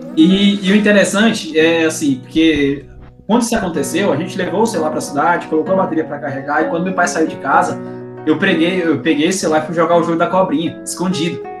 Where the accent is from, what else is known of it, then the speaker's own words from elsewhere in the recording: Ponte Branca, Mato Grosso, Brazil; now in Mineiros, Brazil; eu sou nascido no interior do Mato Grosso, cidadezinha bem pequena, chamada Ponte Branca. Hoje eu tenho residência no estado de Goiás, na cidade de Mineiros